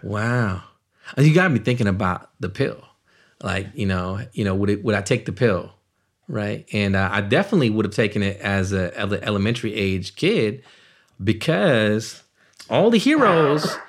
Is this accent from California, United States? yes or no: yes; Richmond, California, United States; also born or lived in Naugatuck, Connecticut; I grew up in Richmond, California